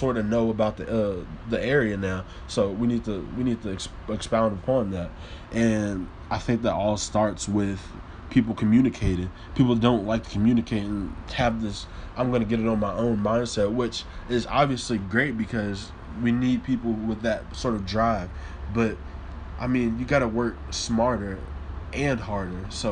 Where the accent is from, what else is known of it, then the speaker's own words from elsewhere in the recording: Louisville, Kentucky, United States; also born or lived in New Orleans, Louisiana; New Orleans is where I'm from. Born, I guess. Most people will say that I'm from Louisville because I've lived here majority of my life